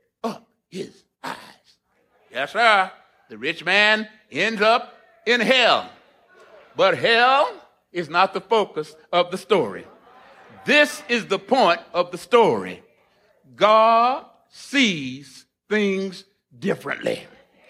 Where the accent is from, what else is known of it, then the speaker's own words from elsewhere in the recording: Corpus Christi, Texas, United States; now in Princeton, United States; I was born and raised in Corpus Christi, Texas, on the Gulf of Mexico. I have spent the last 35 years in Princeton